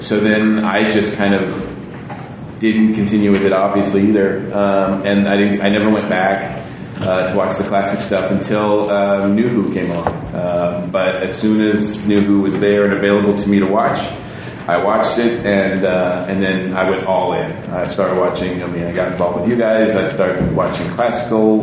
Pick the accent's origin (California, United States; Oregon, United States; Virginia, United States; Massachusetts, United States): Massachusetts, United States; I grew up in Massachusetts.